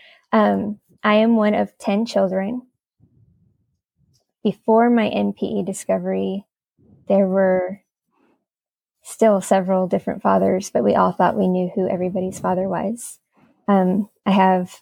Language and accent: English; Miami, Florida, United States; moved away as an adult; now in Greensboro, United States; I live in Greensboro, but I'm originally from Miami, Florida